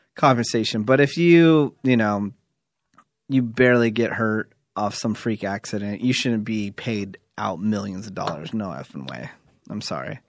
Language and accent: English; New York, United States; moved away; also born or lived in Fremont, California; I'm from New York, but I did live in, I did live in Fremont, California for a while, too